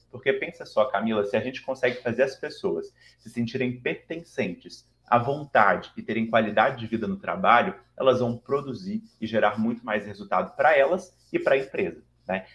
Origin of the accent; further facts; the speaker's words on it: Belo Horizonte, Minas Gerais, Brazil; accent: mineiro; moved away as an adult; now in São Paulo, Brazil; eu sou mineiro de BH. Talvez o meu sotaque já me entregue, apesar de morar cinco anos e meio em São Paulo, né? Minas nunca vai sair de mim